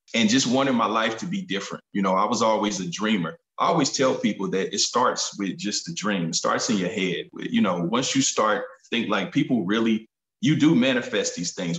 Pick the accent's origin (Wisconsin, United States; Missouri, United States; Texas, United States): Missouri, United States; Kansas City; grew up in Kansas City, Missouri